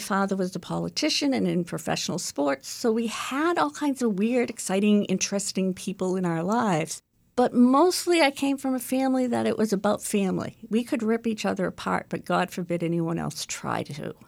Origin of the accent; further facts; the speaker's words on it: Chelsea, Massachusetts, United States; I grew up in Chelsea, Mass, so I'm a city girl